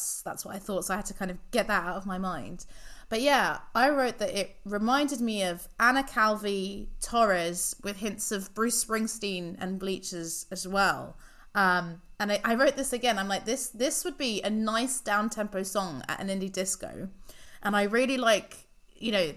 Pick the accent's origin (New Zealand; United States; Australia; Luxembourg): Luxembourg; I grew up in Luxembourg